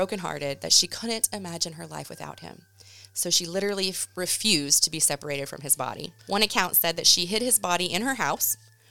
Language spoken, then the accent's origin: English; Oklahoma City, Oklahoma, United States; I grew up in Oklahoma City